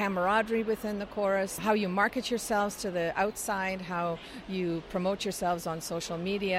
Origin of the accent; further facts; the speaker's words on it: Aberdeen, Scotland, United Kingdom; now in Vancouver, Canada; I've been a member of Sweet Adeline's for 32 and a half years. I'm originally from Aberdeen, Scotland.